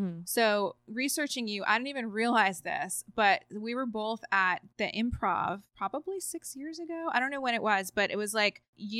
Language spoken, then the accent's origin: English; New Jersey, United States; I'm from North Jersey